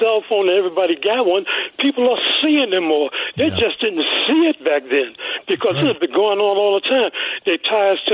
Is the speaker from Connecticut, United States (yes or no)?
no; New York City, New York, United States; I was born and raised in Brooklyn, New York.